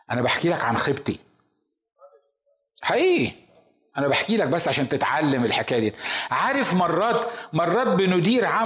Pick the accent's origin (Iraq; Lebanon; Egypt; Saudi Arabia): Egypt; كنا في الكنيسه عندنا في مصر